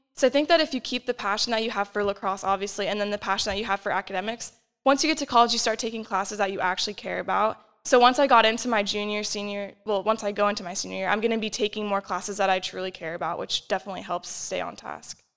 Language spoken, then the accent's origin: English; Arlington, Virginia, United States; moved away as an adult; now in York, United States; I'm from Arlington, which is about two hours away, so pretty close.